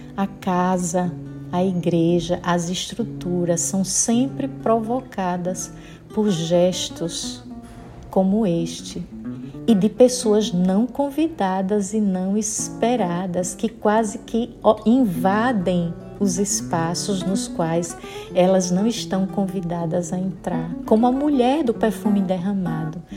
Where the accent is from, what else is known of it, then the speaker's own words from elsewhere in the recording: Sergipe, Brazil; accent: nordestina (Northeastern Brazilian); now in Maceió, Brazil; pelo meu sotaque percebe que sou nordestina. Falo aqui de Maceió, Alagoas. Sou sergipana, mas já vivendo aqui nas terras alagoanas há 28 anos.